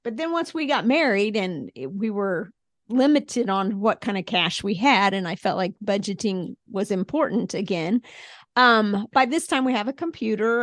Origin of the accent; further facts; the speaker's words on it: Springfield, Missouri, United States; I grew up in Springfield, went to school at Mizzou